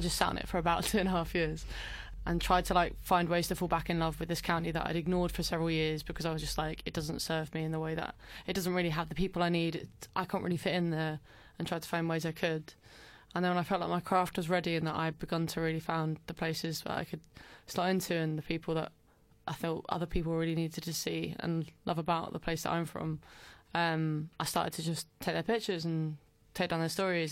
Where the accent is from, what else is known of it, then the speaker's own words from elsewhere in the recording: Brentwood, East of England, United Kingdom; moved away as an adult; now in London, United Kingdom; I was born in Brentwood in Essex, home of lots of the famous Towie things that people are quite well versed with these days. I grew up there until I was maybe eighteen